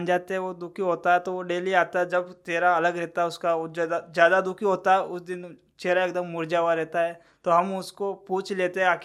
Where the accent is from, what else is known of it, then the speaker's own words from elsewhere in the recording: Ajmer, Rajasthan, India; नहीं हम अजमेर डिस्ट्रिक्ट से हैं